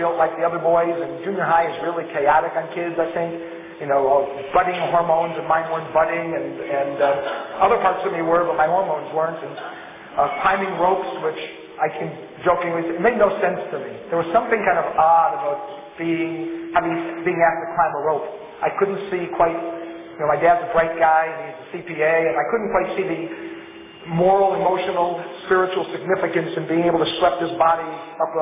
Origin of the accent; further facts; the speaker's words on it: Los Angeles, California, United States; I grew up in the Fairfax area. I grew up in Los Angeles.